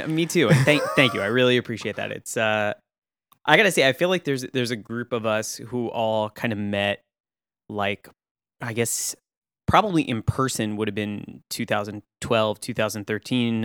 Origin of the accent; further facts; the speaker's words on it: Austin, Texas, United States; moved away as an adult; also born or lived in Tewksbury, Massachusetts / Saint Louis / Chicago; I grew up in Austin, Texas